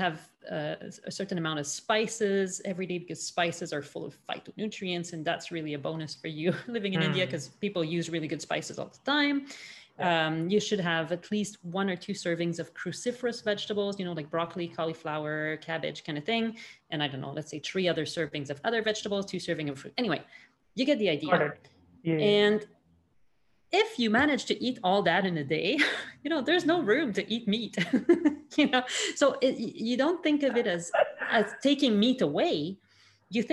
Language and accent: English; Montreal, Quebec, Canada; born or raised there